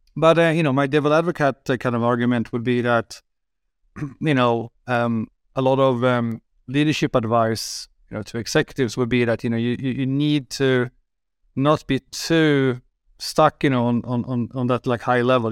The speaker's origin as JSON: {"language": "English", "country": "Sweden", "said": "I'm from Sweden"}